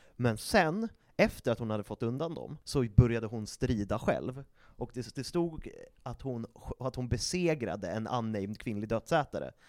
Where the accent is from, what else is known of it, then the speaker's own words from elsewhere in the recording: Sweden; vi är svenskar